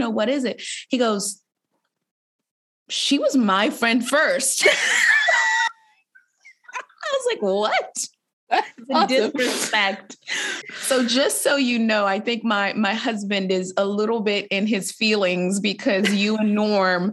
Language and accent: English; Boston, Massachusetts, United States; I grew up in Boston, Massachusetts